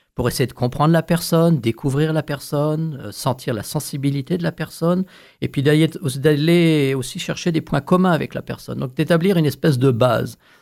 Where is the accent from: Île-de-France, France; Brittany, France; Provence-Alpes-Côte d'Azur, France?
Île-de-France, France; northern Paris region; moved away; je suis originaire de France